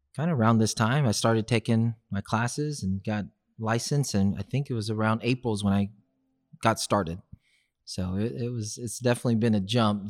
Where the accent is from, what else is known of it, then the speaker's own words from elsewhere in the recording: Houston, Texas, United States; growing up in South West Houston